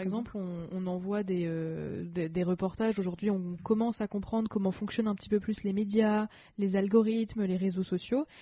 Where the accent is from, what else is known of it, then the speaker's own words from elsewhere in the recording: France; en tant que française privilégiée